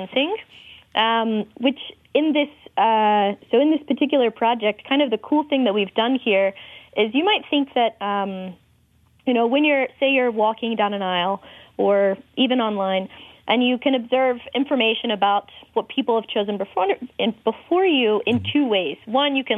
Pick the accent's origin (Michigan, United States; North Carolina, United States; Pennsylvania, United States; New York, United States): North Carolina, United States; also born or lived in Boston; now in Oklahoma, United States; I'm originally from North Carolina.